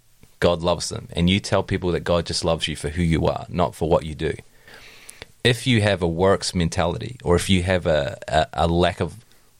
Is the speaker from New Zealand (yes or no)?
yes; New Zealand; I grew up in Tiana